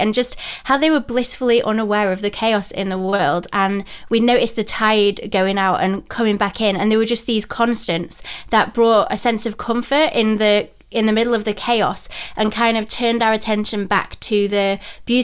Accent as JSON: {"language": "English", "town": "Rotherham", "region": "Yorkshire and the Humber", "country": "United Kingdom", "also_born_or_lived": "North Carolina / Sheffield", "accent": "Yorkshire twang", "moved": "as an adult", "lives_now": "Cornwall, United Kingdom", "said": "I'm from Yorkshire, so I'm from Rotherham near Sheffield."}